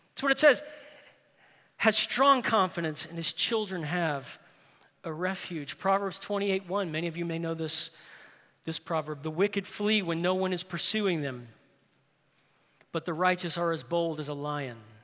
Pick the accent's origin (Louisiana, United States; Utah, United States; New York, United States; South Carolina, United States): Louisiana, United States; New Orleans; New Orleans. That's my hometown